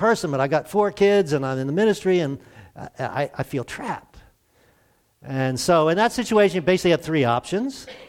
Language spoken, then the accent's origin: English; Glen Burnie, Maryland, United States; moved away as an adult; also born or lived in North Carolina; I'm from Glen Burnie. It's near Baltimore. So I consider myself a city kid.